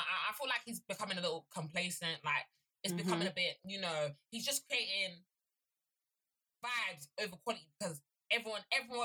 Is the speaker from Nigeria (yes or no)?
yes; Nigeria; as a Nigerian woman